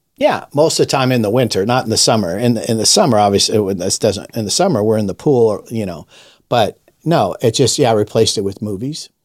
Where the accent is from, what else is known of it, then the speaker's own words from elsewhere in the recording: Los Angeles, California, United States; I was raised in Los Angeles in the fifties and the sixties